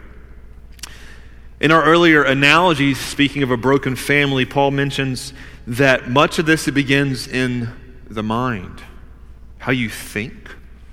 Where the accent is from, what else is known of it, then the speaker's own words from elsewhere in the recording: the South, United States; I grew up in the South